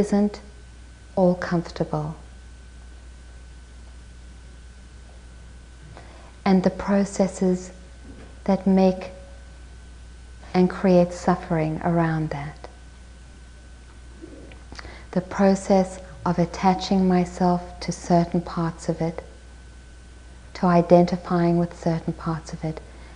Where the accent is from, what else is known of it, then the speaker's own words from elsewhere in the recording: South Africa; I was born in South Africa and my parents were politically active there.